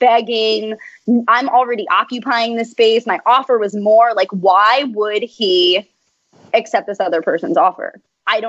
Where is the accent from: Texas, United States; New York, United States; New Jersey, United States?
New Jersey, United States; Kenilworth; I'm still in Jersey. My whole life in Kenilworth